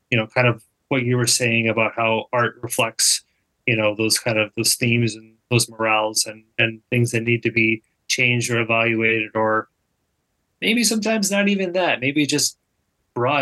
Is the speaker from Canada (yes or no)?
no; Minnesota, United States; also born or lived in Illinois; I grew up in Minnesota.